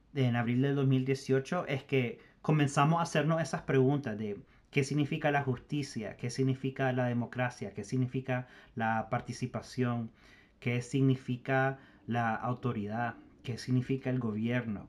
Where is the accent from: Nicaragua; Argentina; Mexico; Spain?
Nicaragua; nuestra propia historia como nicaragüense